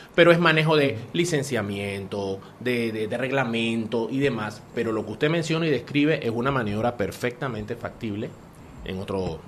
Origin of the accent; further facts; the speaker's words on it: Panama; nosotros tanto nos ha costado como panameños